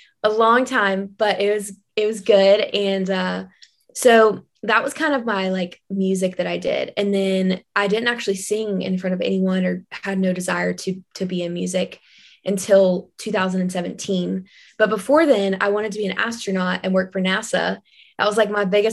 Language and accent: English; Kentucky, United States; growing up there